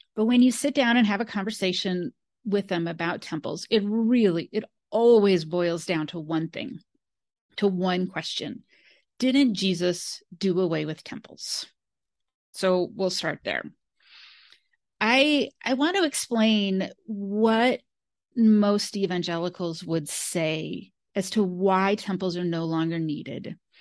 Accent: Modesto, California, United States; I grew up in California. Modesto, California is where I grew up

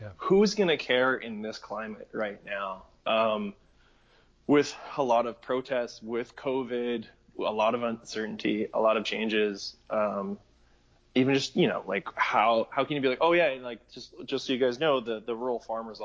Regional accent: Mundare, Alberta, Canada; my hometown of Mundare

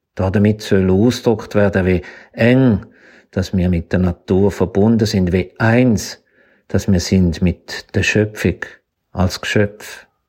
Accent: Zürcher Weinland, Stammertal, Zurich, Switzerland; Ich bin nämlich aufgewachsen im Zürcher Wieland, im Stammertal

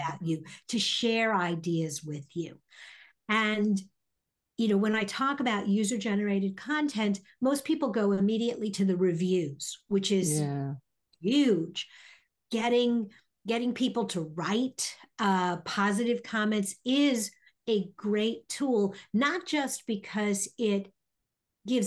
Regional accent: New York, United States; now in Indianapolis, United States; Originally I'm a New Yorker. And so even though I've been gone and have lived here way more than I ever lived in New York

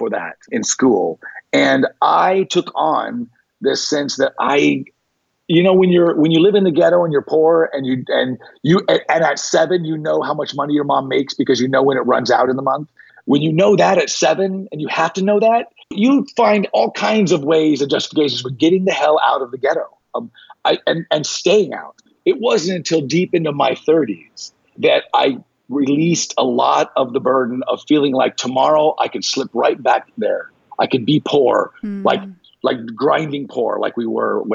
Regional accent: North Las Vegas, Nevada, United States; I grew up in North Las Vegas, which was African-American ghetto.

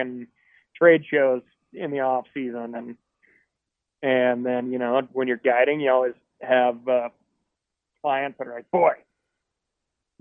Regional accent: Missoula, Montana, United States; I grew up in Montana.

